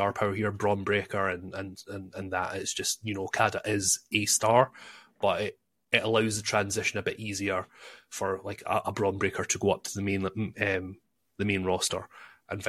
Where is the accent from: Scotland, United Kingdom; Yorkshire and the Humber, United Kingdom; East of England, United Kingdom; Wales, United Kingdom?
Scotland, United Kingdom; I'm Scottish